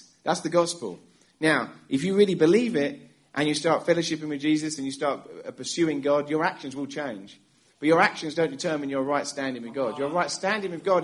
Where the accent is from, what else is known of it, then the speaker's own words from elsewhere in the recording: England, United Kingdom; moved away as an adult; now in United States; I'm from England. We moved to America 10 years ago. And in England, growing up as a kid